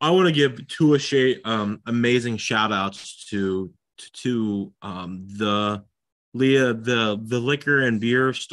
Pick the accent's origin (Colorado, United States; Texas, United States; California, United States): Texas, United States; That's what my profile name on all the internet sites says. I'm from Texas.